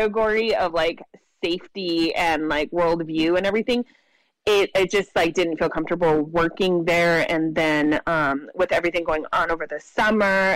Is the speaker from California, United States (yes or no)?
yes; Imperial County, California, United States; now in San Diego, United States; I'm originally from Imperial County, which is like the rural desert area in California